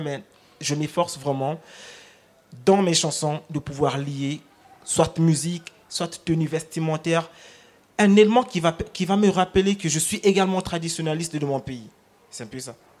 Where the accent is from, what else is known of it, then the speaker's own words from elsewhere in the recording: Republic of the Congo; first language Lari; French is a second language; ma langue maternelle, le, Congo, le Lari